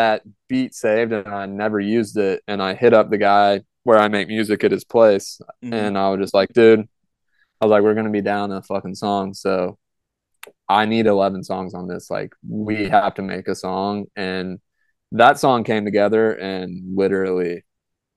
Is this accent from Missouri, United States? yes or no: yes; St. Louis, Missouri, United States; now in Jefferson City, United States; I grew up in St. Louis